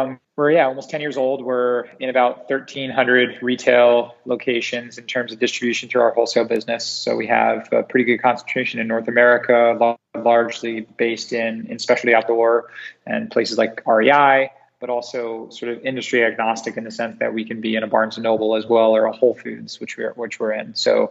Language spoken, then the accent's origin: English; Singapore; And I was raised in Southeast Asia, predominantly in Singapore.